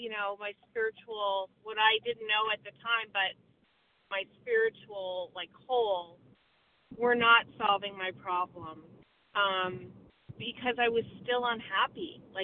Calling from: Vermont, United States; I'm from Vermont, and I'm a recovered compulsive overeater.

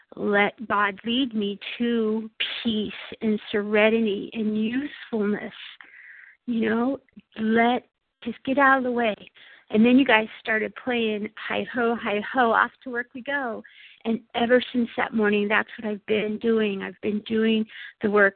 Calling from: Imperial Beach, California, United States; I'm from Imperial Beach, California, but calling from a very cold and snowy Buffalo, New York.

